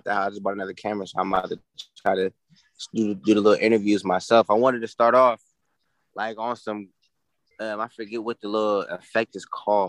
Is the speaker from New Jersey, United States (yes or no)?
no; Fairfield, California, United States; now in Sacramento, United States; I'm from Fairfield. I live in Sacramento.